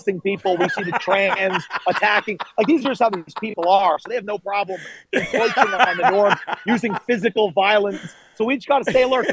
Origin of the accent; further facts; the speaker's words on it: New York City, New York, United States; as a New Yorker